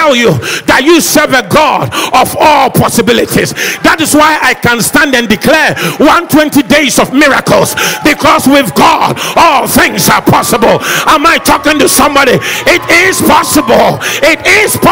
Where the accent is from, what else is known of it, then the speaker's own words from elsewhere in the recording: Accra, Greater Accra, Ghana; I was raised in Sukula. Nobody wants to come from that part of Accra